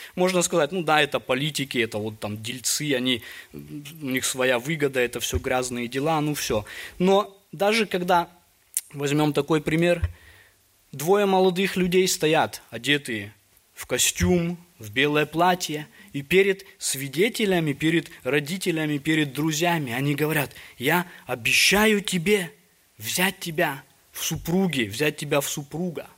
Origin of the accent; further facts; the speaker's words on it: Almaty, Kazakhstan; Я вот родом из Алматы, у нас были горы там рядом